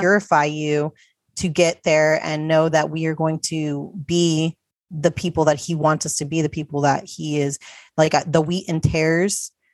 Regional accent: United States; I was born in America

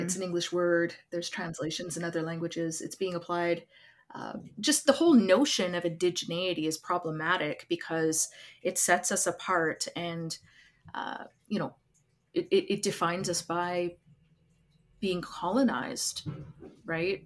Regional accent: Lac Ste. Anne, Alberta, Canada; now in Edmonton, Canada; I'm from Lac Saint Anne

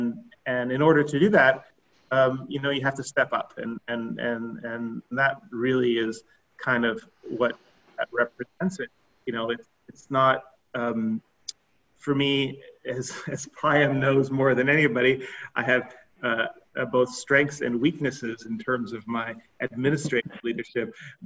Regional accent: Colombia; also born or lived in Philippines; Growing up in South America and Colombia and in Asia and the Philippines, I guess it's shaped me in a couple of different ways.

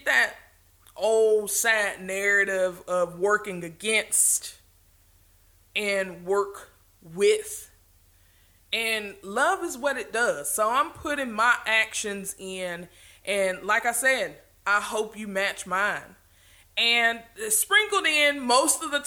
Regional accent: the South, Southern United States, United States; accent: Southern; I'm a little bit Southern, so there may be some things that I say that you really don't understand

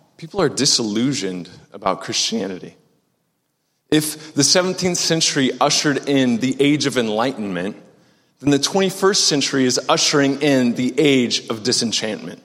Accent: Omaha, Nebraska, United States; moved away as an adult; also born or lived in Maryville, Missouri; I'm originally from Omaha, Nebraska. Grew up on 144th and Dodge

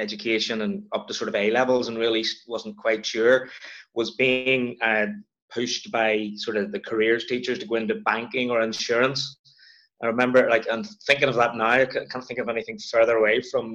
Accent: Belfast, Northern Ireland, United Kingdom; also born or lived in Edinburgh / Mallusk; Born and bred, Belfast, Northern Ireland

